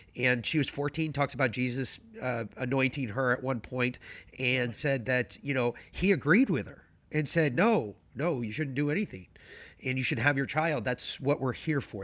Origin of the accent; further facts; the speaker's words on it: New York City, New York, United States; I grew up in New York City